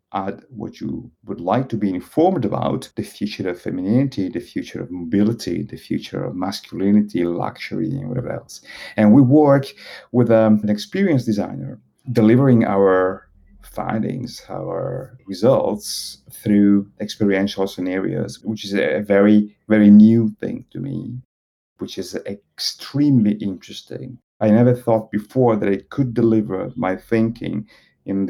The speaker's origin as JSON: {"language": "English", "country": "Italy", "tie": "born or raised there", "also_born_or_lived": "Bologna / Paris", "moved": "as an adult", "said": "I was born in Italy. I'm Italian"}